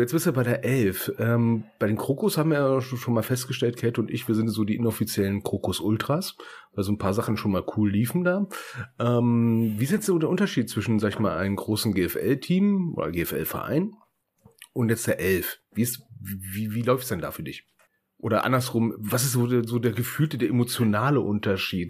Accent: Germany; wir sind Deutsche

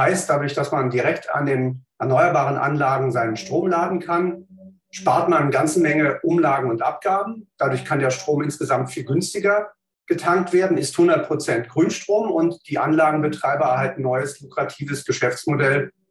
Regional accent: Berlin, Germany; ich bin ähm, gebürtiger Berliner, habe hier in Berlin Naturwissenschaften studiert

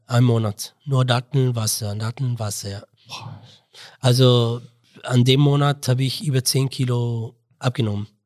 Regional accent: Mosul, Nineveh, Iraq; German is a second language; moved away as an adult; also born or lived in Baghdad, Iraq / Istanbul, Turkey; now in Innsbruck, Austria; ich komme komm aus dem Irak und aus Mosul

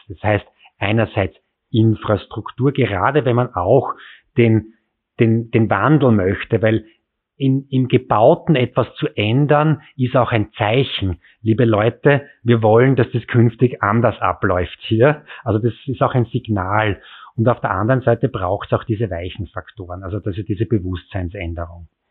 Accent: countryside near Graz, Styria, Austria; moved away as an adult; now in Vienna, Austria; ich bin am Land aufgewachsen und bin damals so einen Kilometer zum Bus, zur Bushaltestelle geradelt, um dann na, in dem Fall nach Graz in die Stadt zu kommen mit dem Bus.

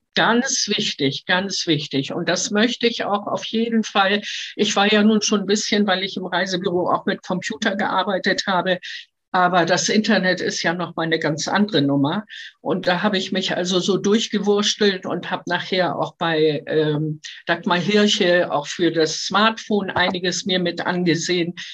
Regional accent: Hamburg, Germany; also born or lived in Halberstadt; Ich bin in Halberstadt geboren und mit dem fünften Lebensjahr nach Hamburg gekommen und hier bin ich aufgewachsen

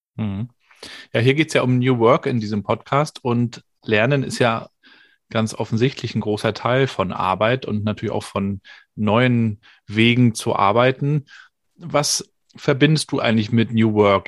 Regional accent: Rostock, Mecklenburg-Vorpommern, Germany; aus meiner Schülerzeit, da ist man dann mit, weiß gar nicht, zwölf oder dreizehn oder sowas in der Richtung ins Berufsinformationszentrum gepilgert ins BITS, so hieß das bei uns in Rostock

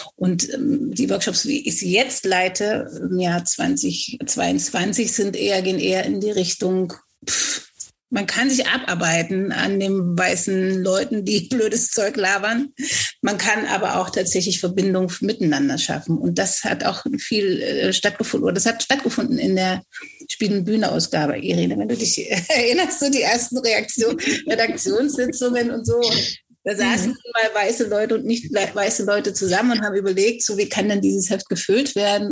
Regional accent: Germany; obwohl ich in Deutschland geboren bin, so fantastisch Deutsch spreche

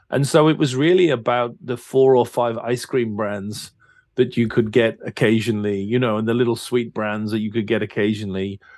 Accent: England, United Kingdom; Yeah, yeah, I'm English.

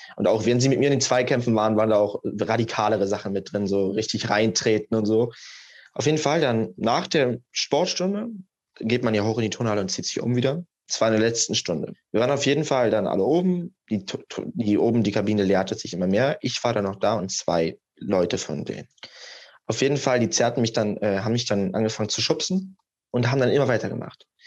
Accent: Germany; ich komme halt aus Deutschland, ich habe Wurzeln in Serbien

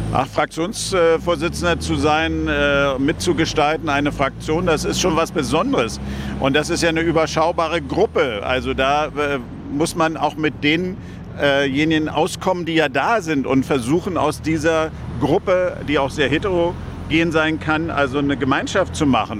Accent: Germany; aber insgesamt auch als Deutscher

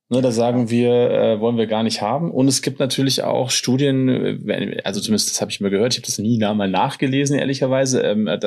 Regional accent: Germany; born there; also ich bin in der DDR noch geboren, ich habe das ja noch mitbekommen, wenn man halt vieles einfach irgendwie nicht hatte.

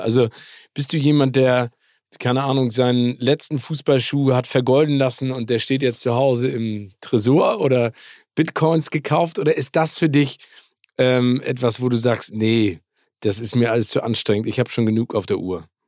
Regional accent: Hamburg, Germany; in meiner Heimat Hamburg

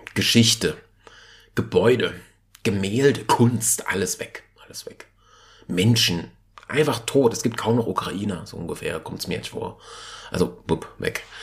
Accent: Germany; bei uns in Deutschland

